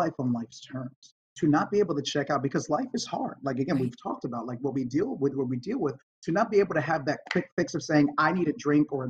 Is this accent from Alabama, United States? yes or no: no; New York, United States; moved away as an adult; now in Los Angeles, United States; I grew up in New York, I got sober in New York, and I live in LA now